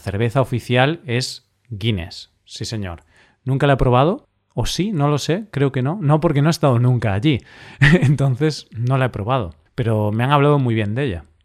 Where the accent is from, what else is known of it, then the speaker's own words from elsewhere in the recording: Galicia, Spain; yo, como soy de Galicia